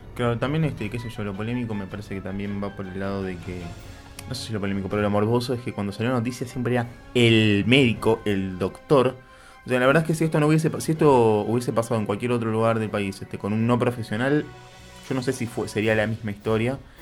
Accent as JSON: {"language": "Spanish", "country": "Argentina"}